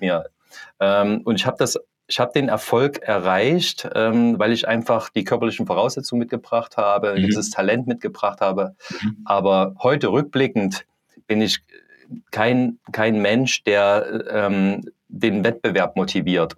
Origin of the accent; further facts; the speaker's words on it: Leipzig, Saxony, Germany; ich bin aus Leipzig